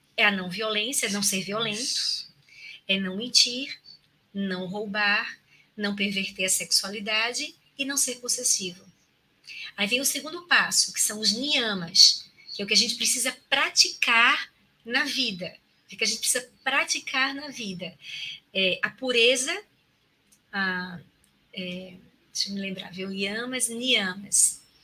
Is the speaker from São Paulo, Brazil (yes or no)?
no; Recife, Pernambuco, Brazil; moved away as an adult; now in Maceió, Brazil; eu sou natural de Recife, há 19 anos, vai fazer 19 anos agora em janeiro, né, que eu estou aqui em Maceió